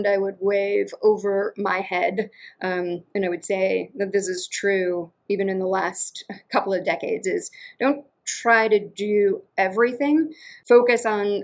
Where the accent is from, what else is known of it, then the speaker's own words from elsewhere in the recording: Western Massachusetts, United States; also born or lived in Connecticut / Baltimore; now in Atlanta, United States; I'm from Western Massachusetts. And apparently I've got the accent to prove it, though I do not sense it at all.